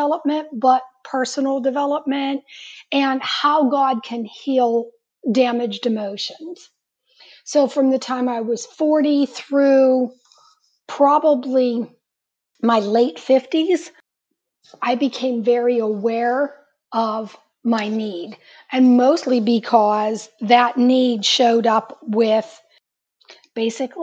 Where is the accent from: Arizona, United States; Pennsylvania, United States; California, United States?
Pennsylvania, United States; Pittsburgh; I am from Pittsburgh